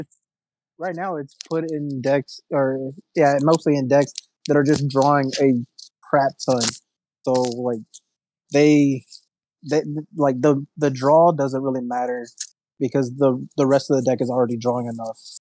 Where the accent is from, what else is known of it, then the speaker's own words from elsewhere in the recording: Houston, Texas, United States; I'm from Houston